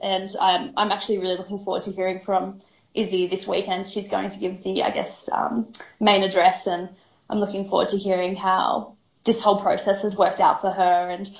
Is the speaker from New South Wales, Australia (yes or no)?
yes; Rydal, New South Wales, Australia; also born or lived in Sydney / Wagga Wagga; I moved away actually from Rydal for quite a bit. I moved to the city. So I did 18 months in Sydney